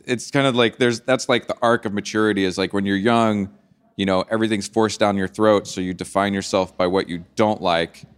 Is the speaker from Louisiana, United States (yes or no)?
yes; New Orleans, Louisiana, United States; I grew up in New Orleans listening to a lot of, like, blues and jazz